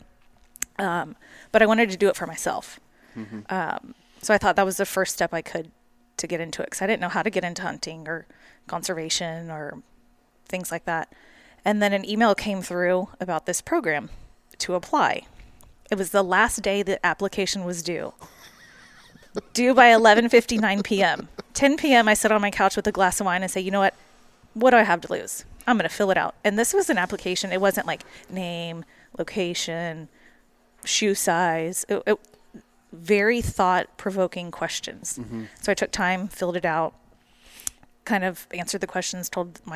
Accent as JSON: {"language": "English", "town": "Katy", "region": "Texas", "country": "United States", "tie": "born or raised there", "said": "I'm from Katy, Houston, very big booming city. We grew up, Grandpa would take us on trips"}